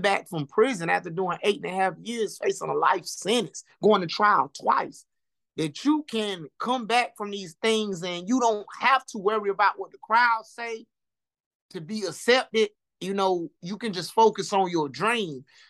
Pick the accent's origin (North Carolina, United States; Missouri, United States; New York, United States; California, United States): North Carolina, United States; Lumberton; me growing up in Lumberton